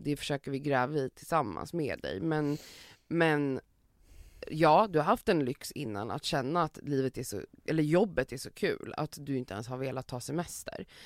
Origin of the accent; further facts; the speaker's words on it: Sweden; vi som svenskar